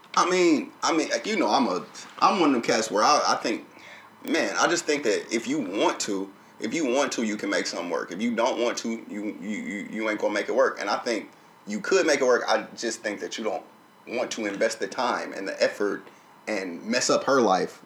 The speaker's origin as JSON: {"language": "English", "region": "the South", "country": "United States", "tie": "born or raised there", "said": "I grew up in the South"}